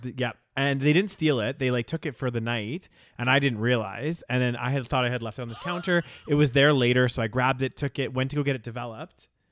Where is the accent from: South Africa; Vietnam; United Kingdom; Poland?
United Kingdom; first language British English; We're British as hell